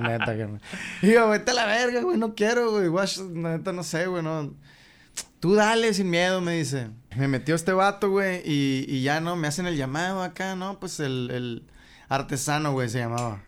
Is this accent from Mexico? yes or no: yes; Hermosillo, Sonora, Mexico; Yo soy de Jesús García, güey. Salías de Jesús García, Leí 57.